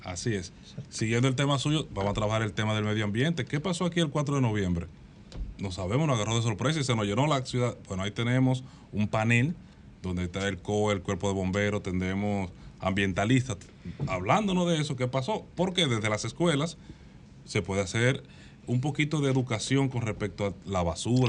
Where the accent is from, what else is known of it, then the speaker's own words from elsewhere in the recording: Las Matas de Farfán, San Juan, Dominican Republic; moved away; Soy de las matas de Farfán